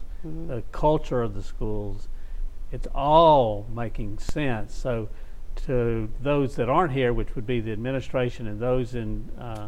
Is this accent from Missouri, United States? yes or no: no; Shreveport, Louisiana, United States; I was raised in North Shreveport.